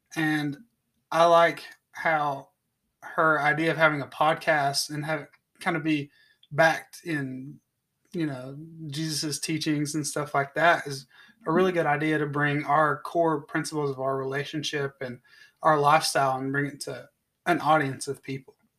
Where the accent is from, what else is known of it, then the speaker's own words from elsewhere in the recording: Knoxville, Tennessee, United States; I was, uh, born and raised in Knoxville, Tennessee